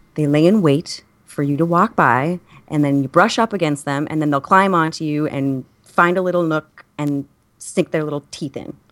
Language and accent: English; New York, United States; I, as a New Yorker